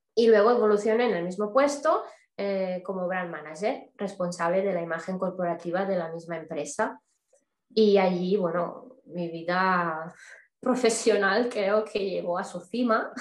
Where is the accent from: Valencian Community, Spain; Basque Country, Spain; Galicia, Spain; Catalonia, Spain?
Catalonia, Spain; Barcelona; soy de origen de Barcelona, de España